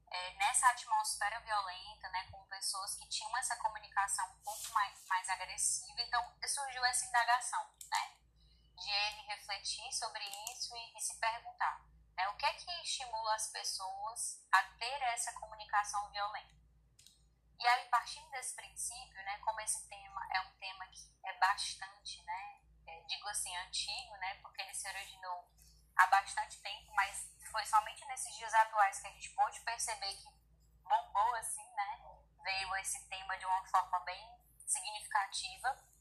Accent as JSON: {"language": "Portuguese", "country": "Brazil", "said": "porque eu sou brasileira"}